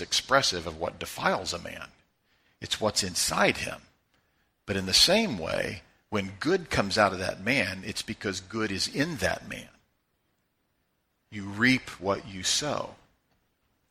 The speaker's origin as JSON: {"language": "English", "town": "Joplin", "region": "Missouri", "country": "United States", "tie": "born or raised there", "said": "Grew up in Joplin, Missouri. We're all Joplinites"}